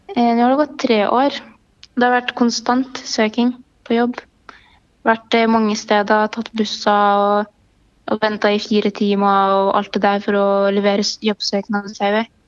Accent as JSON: {"language": "Norwegian", "country": "Palestine", "tie": "born or raised there", "second_language": "Norwegian", "moved": "yes", "lives_now": "Norway", "said": "jeg er født i Palestina"}